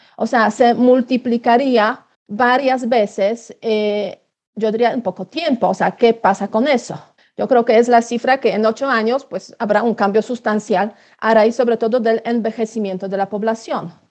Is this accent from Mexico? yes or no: no; Poland